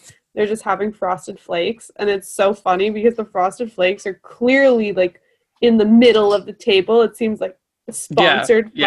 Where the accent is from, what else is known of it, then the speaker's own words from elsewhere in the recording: California, United States; I'm a girl from California